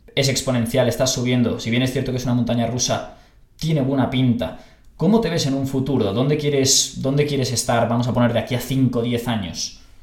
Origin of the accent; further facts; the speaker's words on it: Barcelona, Catalonia, Spain; yo soy de Barcelona